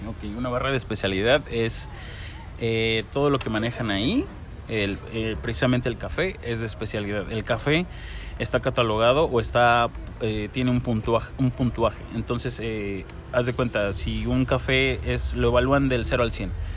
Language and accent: Spanish; Mexico; nuestro café mexicano